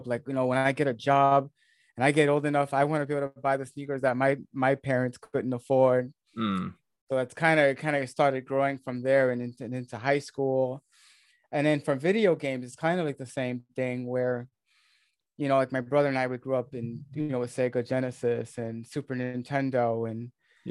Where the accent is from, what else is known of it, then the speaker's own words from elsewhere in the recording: New York area, United States; accent: American; where I grew up in the New York area, the Northeast of the States